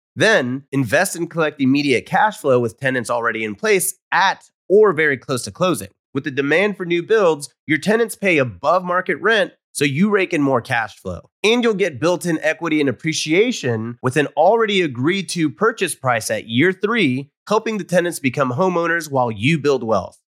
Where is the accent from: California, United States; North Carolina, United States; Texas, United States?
Texas, United States; Houston; moved away as an adult; I grew up here